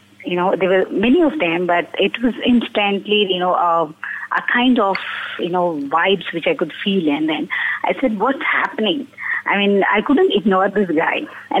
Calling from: Bangalore, Karnataka, India

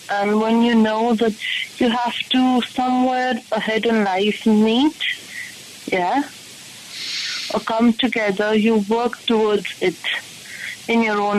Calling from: Delhi, India; I'm from, let's say, Dilwalon Ki Dilli.

